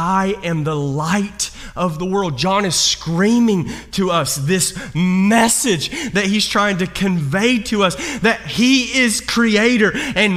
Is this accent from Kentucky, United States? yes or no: yes; Kentucky, United States; I'm from Kentucky